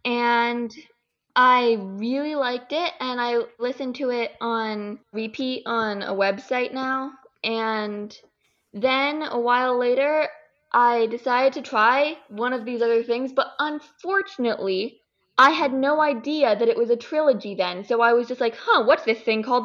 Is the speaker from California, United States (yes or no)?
yes; California, United States; I'm from California